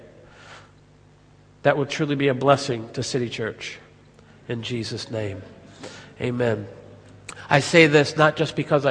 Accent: United States; accent: American; my American accent

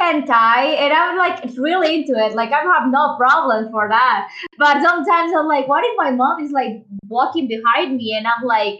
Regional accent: Mexico; I'm 26, so and I'm from Mexico

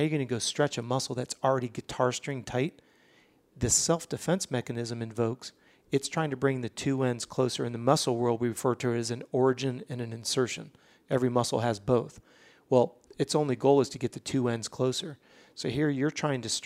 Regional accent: Orlando, Florida, United States; We're from Orlando

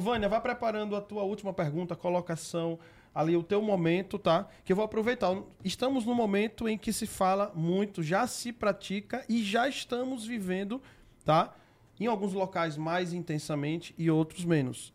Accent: Aracaju, Sergipe, Brazil; Sou do Nordeste, para quem não sabe, lá de Aracaju

